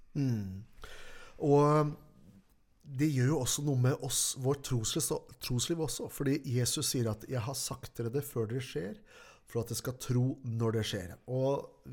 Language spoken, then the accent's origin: Norwegian; Norway; her hjemme i Norge